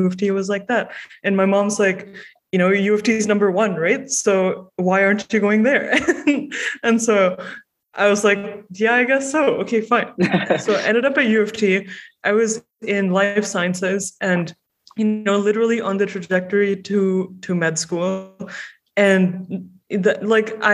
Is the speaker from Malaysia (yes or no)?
yes; Malaysia; moved away as an adult; now in Toronto, Canada; I grew up in Malaysia and I moved to Toronto.